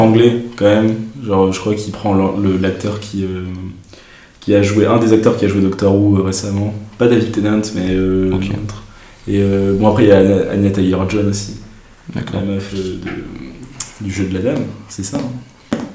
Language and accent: French; France; nous, en tant que Français